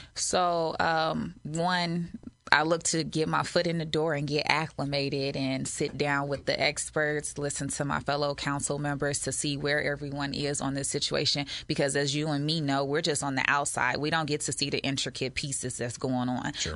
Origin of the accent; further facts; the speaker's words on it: Maywood, Illinois, United States; moved away as an adult; also born or lived in Carbondale, Illinois; now in Springfield, United States; I'm from Chicago, uh, Maywood to be specific